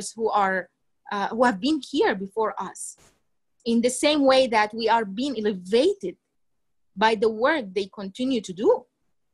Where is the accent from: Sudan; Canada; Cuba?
Sudan; moved away; I'm from Sudan